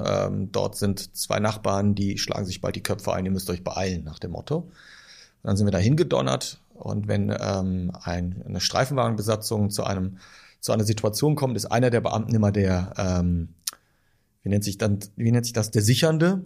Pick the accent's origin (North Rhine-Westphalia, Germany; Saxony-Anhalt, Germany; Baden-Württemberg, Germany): North Rhine-Westphalia, Germany; Düren; bis zum Satellitenviertel, wo ich aufgewachsen bin.